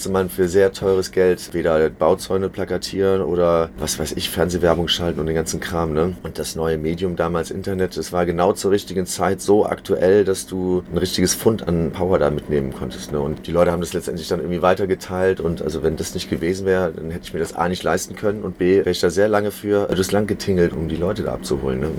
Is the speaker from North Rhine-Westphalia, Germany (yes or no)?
yes; Heinsberg, North Rhine-Westphalia, Germany; born there; geboren in Heinsberg.